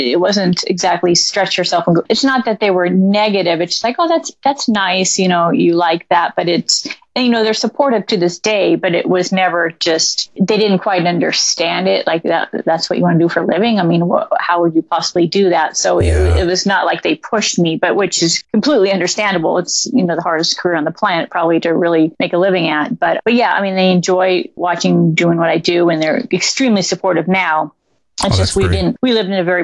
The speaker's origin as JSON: {"language": "English", "town": "Santa Barbara", "region": "California", "country": "United States", "tie": "born or raised there", "moved": "as an adult", "lives_now": "Los Angeles, United States", "said": "I'm from Santa Barbara, a faraway land from LA. So not exactly too far. But I moved here 10 years ago"}